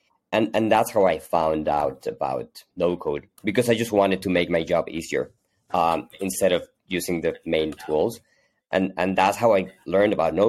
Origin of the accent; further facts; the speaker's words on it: Hermosillo, Sonora, Mexico; now in Mexico City, Mexico; I'm originally from Mexico. I was actually born in the north of Mexico in a small town called Hermosillo, Sonora, pretty close to the U.S. But I've been living in Mexico City for the past 20 years or so.